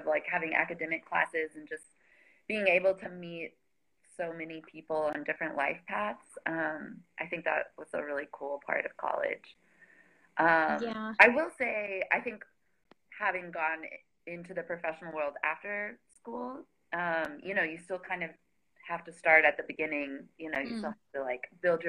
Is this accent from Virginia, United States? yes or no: no; Midland, Texas, United States; moved away as an adult; also born or lived in Indiana / Nashville, Tennessee; now in New York, United States; I was born and raised in Texas, Midland, Texas